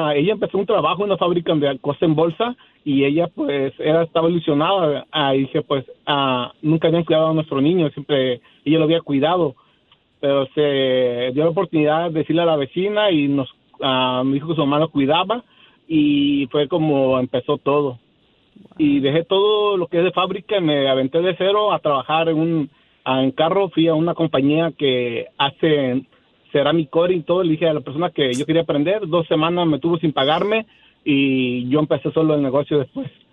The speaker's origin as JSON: {"language": "Spanish", "town": "Acapulco", "region": "Guerrero", "country": "Mexico", "tie": "born or raised there", "moved": "as an adult", "lives_now": "Covina, United States"}